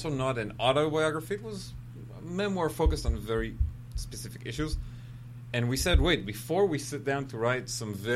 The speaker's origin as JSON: {"language": "English", "country": "Israel", "said": "being an Israeli and being American"}